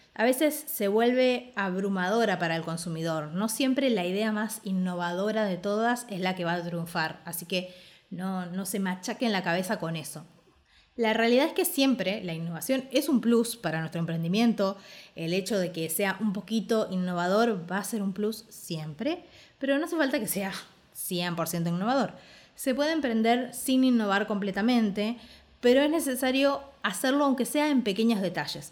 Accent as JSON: {"language": "Spanish", "country": "Argentina"}